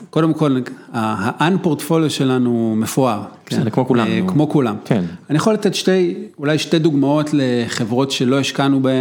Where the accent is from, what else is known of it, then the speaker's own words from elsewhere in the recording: Israel; שאנחנו ישראלים